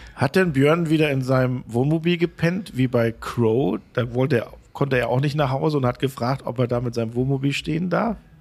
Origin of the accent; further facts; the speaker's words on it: Großenaspe, Schleswig-Holstein, Germany; aus da, wo ich herkomme, äh, großen Aspe